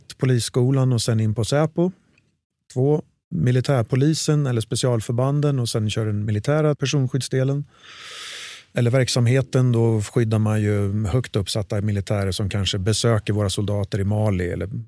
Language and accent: Swedish; Örebro, Örebro County, Sweden; Örebro från början.